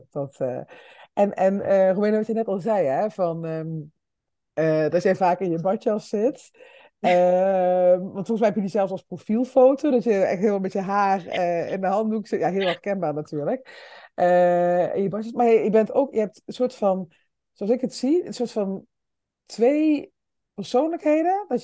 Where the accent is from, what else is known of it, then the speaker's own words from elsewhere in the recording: Limburg, Netherlands; wij komen allebei uit Limburg